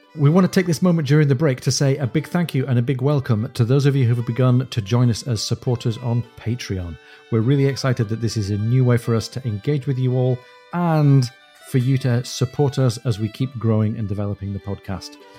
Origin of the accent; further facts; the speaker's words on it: Newcastle upon Tyne, North East England, United Kingdom; moved away; my hometown